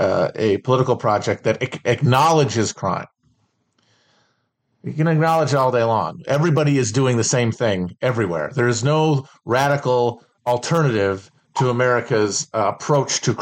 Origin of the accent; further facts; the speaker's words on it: Midwest, United States; When you're from a lower to middle class family in the Midwest